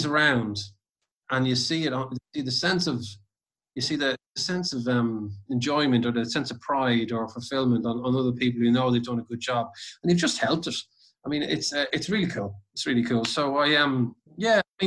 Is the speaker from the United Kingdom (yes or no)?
no; Ireland; when I grew up in Ireland